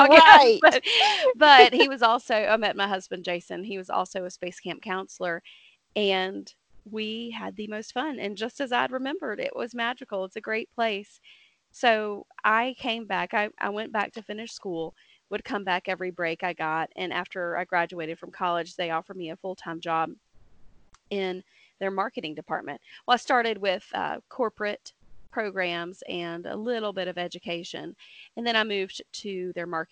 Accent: Dothan, Alabama, United States; moved away as an adult; now in Huntsville, United States; I moved up to Huntsville. I'm originally from Dothan, Alabama.

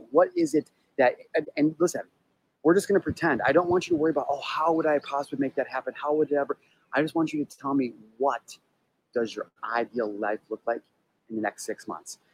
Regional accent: California, United States; I'm a resident of California

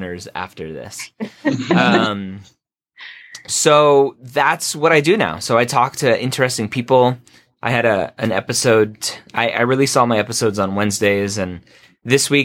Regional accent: Redondo Beach, California, United States; moved away; also born or lived in Florida; I grew up in Redondo Beach, not too far away from you guys

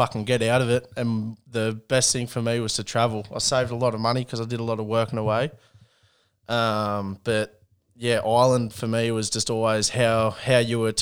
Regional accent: New South Wales, Australia; Grew up in 2291, brother, in the... lucky enough to grow up in the burbs

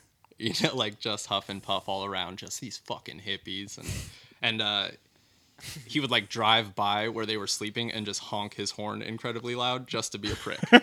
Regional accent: Elmira, Oregon, United States; also born or lived in Lowell, Oregon; I'm from Elmira, which is small and rednecky, but also it's where the Oregon Country Fair is

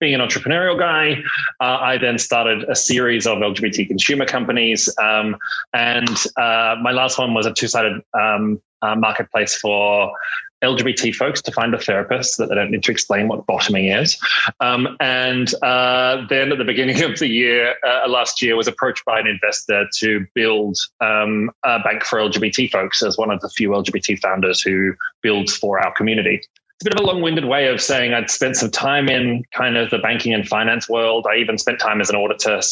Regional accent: Australia; moved away as an adult; also born or lived in London; I grew up in Australia, spent 15 years in London

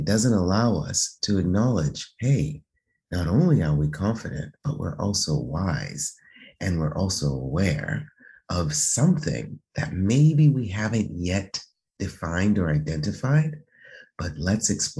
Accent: United States; moved away as an adult; now in Italy; being American, being Black

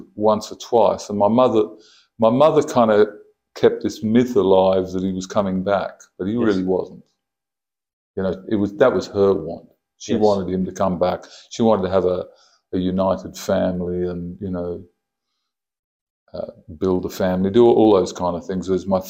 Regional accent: Jamaica; moved away; also born or lived in Kalgoorlie, Australia; I was born in Kalgoorlie in Adelaide in 1955. And I shifted to Jamaica when I was four.

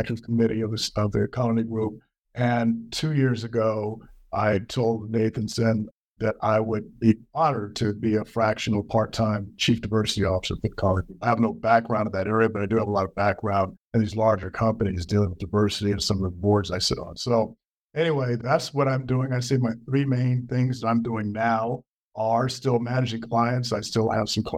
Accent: Washington, D.C. area, Prince George's County, Maryland, United States; moved away as an adult; also born or lived in Pittsburgh, Pennsylvania; now in Denver, United States; I'm originally from the Washington, D.C. area. Grew up there, D.C., Prince George's County, Maryland.

